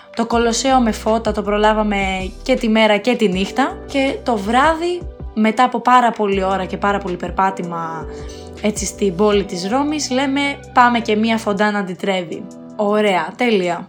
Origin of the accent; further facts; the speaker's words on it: Athens, Attica, Greece; Εγώ είμαι από την Αθήνα